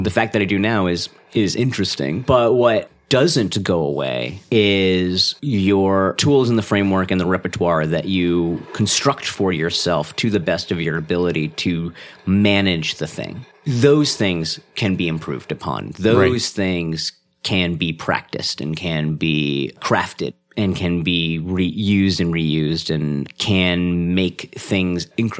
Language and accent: English; India; I'm Indian, you can't tell, but it's happening.